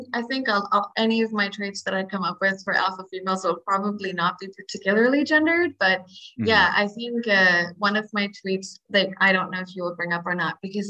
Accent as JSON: {"language": "English", "country": "India", "said": "Because I mean, I have brown eyes, and I'm Indian. I was surrounded by Indians most of my life."}